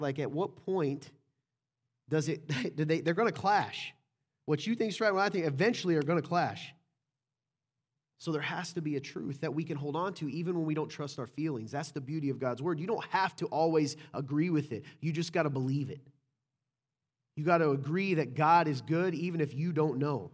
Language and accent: English; the South, United States; I'm from the South